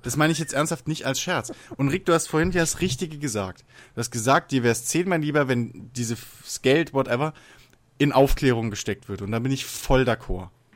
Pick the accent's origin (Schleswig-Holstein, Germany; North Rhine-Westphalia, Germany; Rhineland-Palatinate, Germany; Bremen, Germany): Rhineland-Palatinate, Germany; Worms; bei uns in Worms